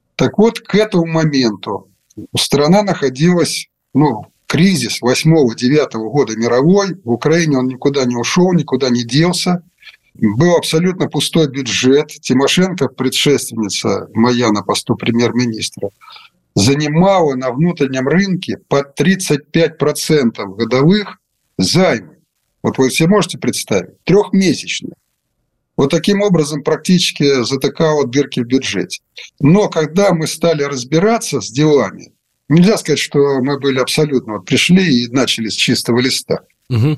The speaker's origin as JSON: {"language": "Russian", "country": "Russia", "tie": "born or raised there", "also_born_or_lived": "Ukraine", "moved": "yes", "said": "я сейчас в России, и вы не забывайте, что я родился в России"}